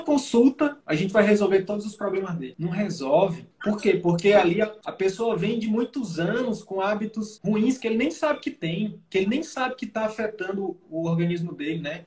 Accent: Piauí, Brazil; moved away; Eu sou nordestino também, sou piauiense

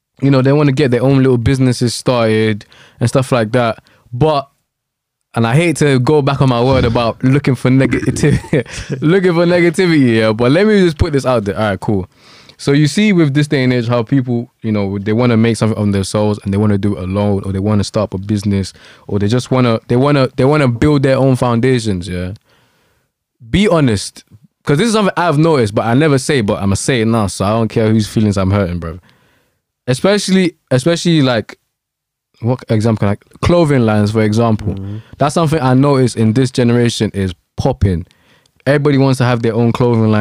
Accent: Nigeria; moved away; I was born in Nigeria

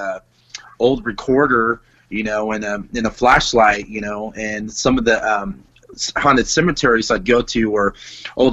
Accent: Bakersfield, California, United States; I grew up in Bakersfield, California.

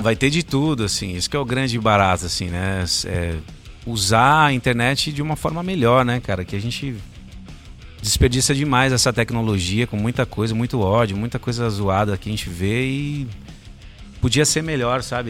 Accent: Guarulhos, São Paulo, Brazil; moved away

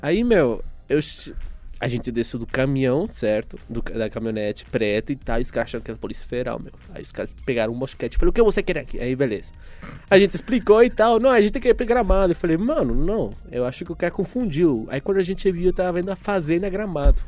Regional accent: Venezuela; first language Spanish; Portuguese is a second language; now in Brazil; Eu sou venezuelano, certo? Ou seja, eu falo espanhol

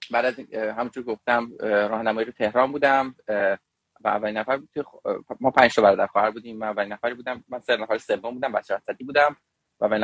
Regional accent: Tehran, Iran; born there; also born or lived in Shiraz / Kerman; من تو تهران متولد شدم مثل این چیزا هست در سال 1364 در, در خانواده فلان فلان متولد شدم دوران کودکی را تو تهران متولد شدم

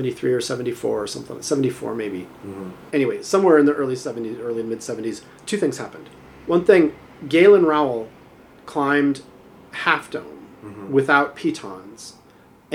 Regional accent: Southern California, United States; now in Ashland, United States; growing up in Southern California

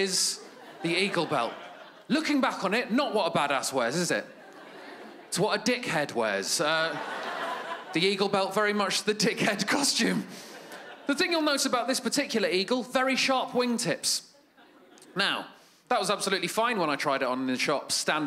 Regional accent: United Kingdom; I'm from Great Britain

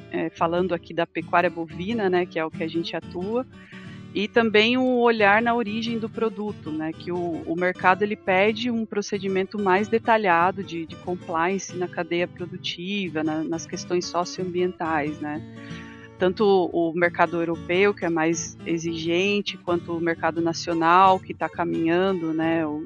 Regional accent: Sorocaba, São Paulo, Brazil; na verdade eu sou natural do interior de São Paulo, de Sorocaba

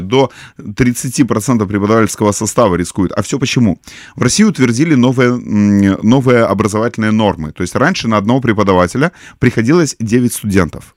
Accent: Simferopol, Crimea, Ukraine; я человек из Симферополя

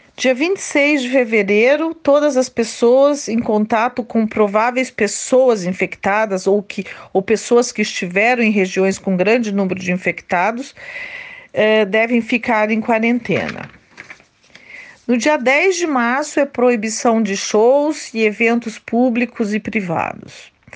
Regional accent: Ourinhos, São Paulo, Brazil; moved away as an adult; now in Krefeld, Germany; Eu sou de Ourinhos, estado de São Paulo, moro na Alemanha há mais de 30 anos, aqui na cidade de Krefeld, perto de Düsseldorf

